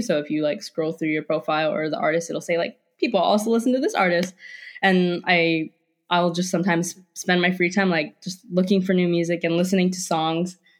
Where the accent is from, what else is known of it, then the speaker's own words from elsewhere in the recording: Hawaii, United States; moved away as an adult; also born or lived in Pacific Northwest; I grew up in Hawaii